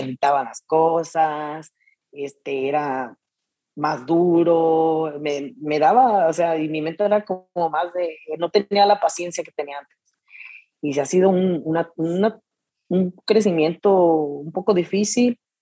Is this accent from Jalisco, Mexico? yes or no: yes; Jesús María, Jalisco, Mexico; also born or lived in Arandas, Jalisco; soy de Jesús María, pero nací en Arandas, pero toda mi vida, pues, crecí en Jesús María, Jalisco